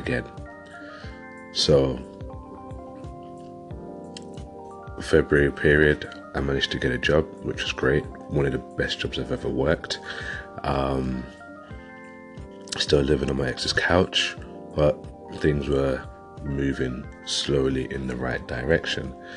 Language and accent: English; London, United Kingdom; now in West Yorkshire, United Kingdom; I'm originally from London and I've moved up to West Yorkshire, which was a good few years ago.